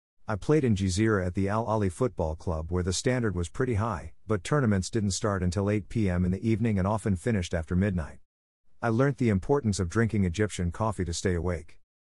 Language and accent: English; New Delhi, Delhi, India; My background is that I come from New Delhi.